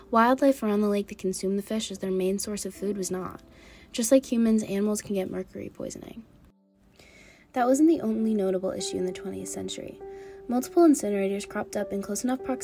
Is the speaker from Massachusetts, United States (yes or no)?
yes; North Andover, Massachusetts, United States; Lake Cochichewick is situated in North Andover, Massachusetts, my hometown